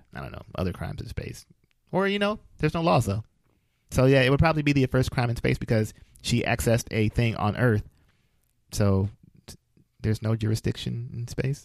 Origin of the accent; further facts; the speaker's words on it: Flint, Michigan, United States; I'm from Flint